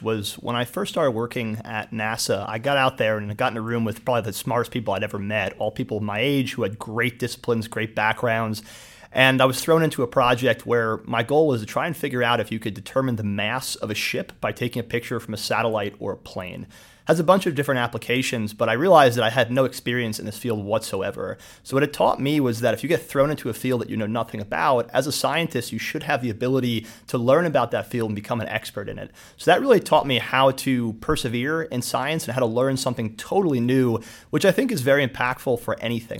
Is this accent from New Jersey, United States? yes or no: yes; Somerville, New Jersey, United States; also born or lived in Allentown, Pennsylvania; I grew up in New Jersey, Central Jersey, um, went to Somerville High School